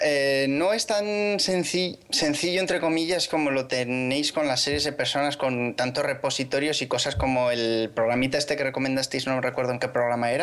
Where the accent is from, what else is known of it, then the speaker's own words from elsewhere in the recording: Aragon, Spain; soy maño como vosotros